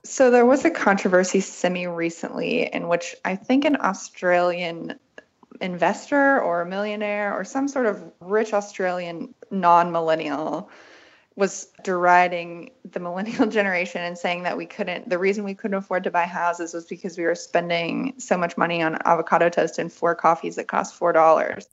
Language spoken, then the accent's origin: English; West Virginia, United States; moved away as an adult; also born or lived in Berlin, Germany; I grew up in West Virginia